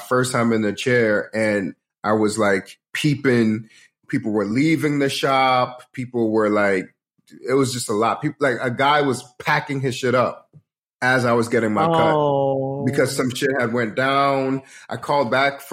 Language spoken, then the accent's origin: English; Georgia, United States; moved away as an adult; also born or lived in London, United Kingdom / New Jersey, United States / Atlanta, United States / New York, United States; now in Los Angeles, United States; moved to Georgia. So I lived in middle of nowhere, Georgia, from middle school, high school. Then I went to college in Atlanta. So yeah, Georgia for the most part